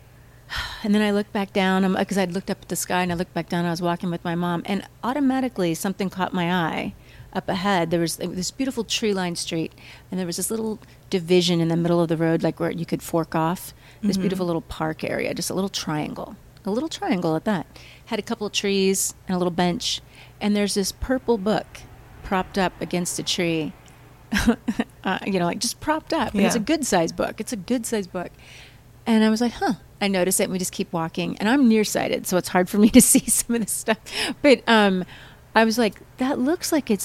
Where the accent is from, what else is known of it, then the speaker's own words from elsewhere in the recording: Midwest, United States; moved away; also born or lived in St. Louis; growing up in the Midwest